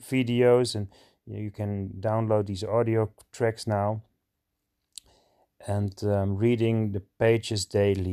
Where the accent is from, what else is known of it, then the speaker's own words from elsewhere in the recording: Alkmaar, North Holland, Netherlands; I'm from Alkmaar, the Netherlands. So I live in Holland.